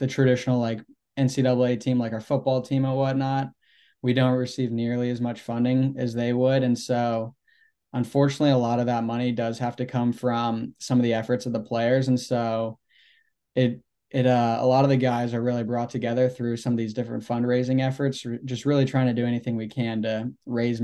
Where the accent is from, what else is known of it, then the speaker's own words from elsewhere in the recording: Sarasota, Florida, United States; also born or lived in St. Louis, Missouri; now in Gainesville, United States; I'm originally from St. Louis, and when I was 8 years old, I moved down to Sarasota and then just grew up playing out of Sarasota, Florida all my life